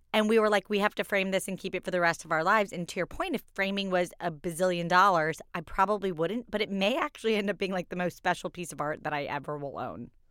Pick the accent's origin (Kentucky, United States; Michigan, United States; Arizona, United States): Kentucky, United States; I was born in Kentucky.